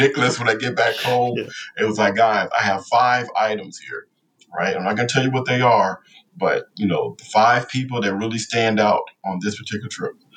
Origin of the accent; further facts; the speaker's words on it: Compton, California, United States; moved away as an adult; growing up in Compton